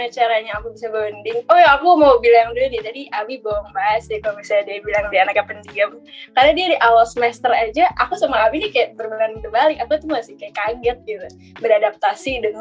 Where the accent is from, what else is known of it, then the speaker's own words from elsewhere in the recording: Bogor, West Java, Indonesia; aku tuh dari Bogor aku orang Sunda ngejokes pakai bahasa Sunda